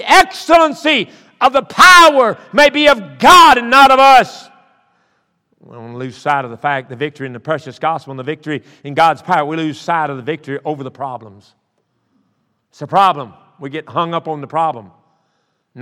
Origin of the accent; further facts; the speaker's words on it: the South, United States; I'm from South